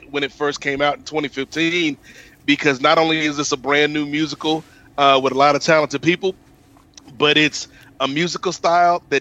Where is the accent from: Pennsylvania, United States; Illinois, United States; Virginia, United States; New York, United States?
Virginia, United States; growing up in America, and in particular growing up in Virginia